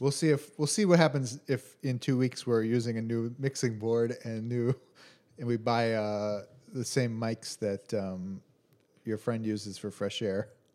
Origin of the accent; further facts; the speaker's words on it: Chicago, Illinois, United States; from Chicago, from the Midwest